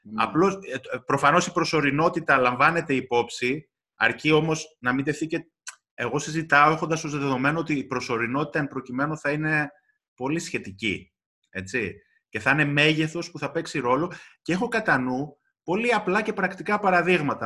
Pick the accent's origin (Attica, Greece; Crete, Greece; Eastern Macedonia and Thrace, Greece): Eastern Macedonia and Thrace, Greece; Kavala; moved away; στην πατρίδα μου στην Καβάλα